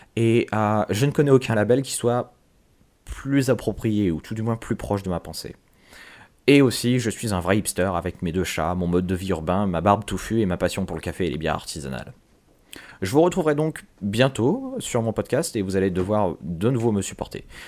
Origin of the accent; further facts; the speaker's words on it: France; je suis français